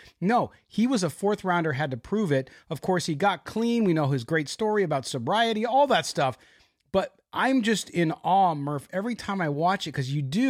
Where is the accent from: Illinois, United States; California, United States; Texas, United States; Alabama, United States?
California, United States; San Diego; I grew up in San Diego as a Padres fan